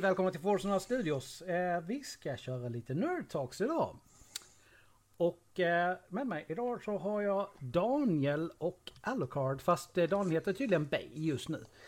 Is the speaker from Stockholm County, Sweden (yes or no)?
no; Karlshamn, Blekinge, Sweden; 4 kilometer utanför eh, Karlshamn där jag växte upp.